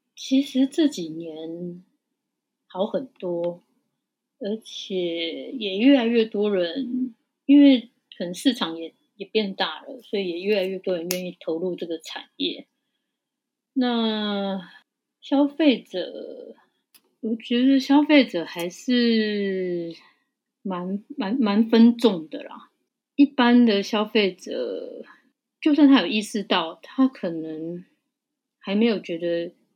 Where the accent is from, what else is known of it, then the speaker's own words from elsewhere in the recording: Taiwan; 因为我们就是台湾的人，我们的味觉就是比较台湾的味觉